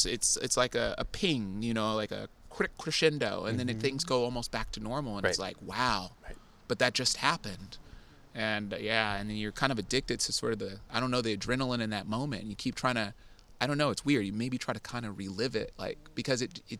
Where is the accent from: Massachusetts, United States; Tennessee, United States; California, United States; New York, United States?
California, United States; Oakland; moved away as an adult; now in San Francisco, United States; I grew up in Deep East Oakland, so I mean, I represent that hard.